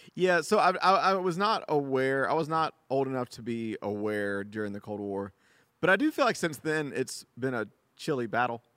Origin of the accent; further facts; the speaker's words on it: United States; as an American